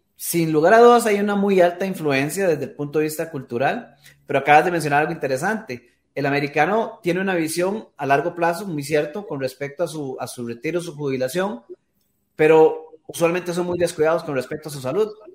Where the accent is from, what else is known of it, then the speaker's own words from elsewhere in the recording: Costa Rica; acá en mi país, en Costa Rica